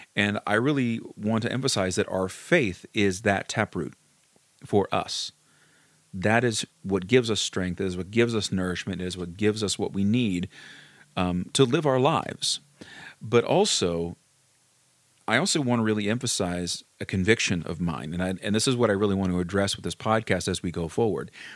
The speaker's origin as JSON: {"language": "English", "region": "Kentucky", "country": "United States", "tie": "born or raised there", "said": "I grew up in Kentucky, um, in, in a small town in Kentucky"}